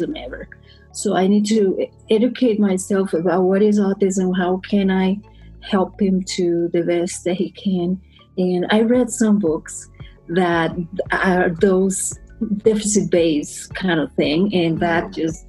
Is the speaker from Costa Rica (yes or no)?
yes; Costa Rica; moved away as an adult; now in United States; I'm from Costa Rica.